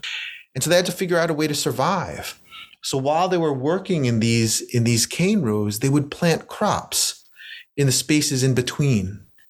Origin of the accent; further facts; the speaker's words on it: United States; while I strongly identify as a Filipino American poet, my first language is English. My second language is Spanish. My third language is actually my parents' language, is Ilocano